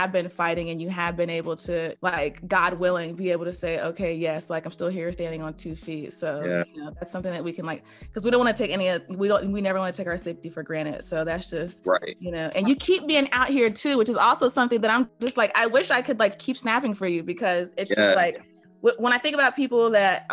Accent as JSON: {"language": "English", "town": "Greensboro", "region": "North Carolina", "country": "United States", "moved": "yes", "lives_now": "Atlanta, United States", "said": "I'm from Greensboro too"}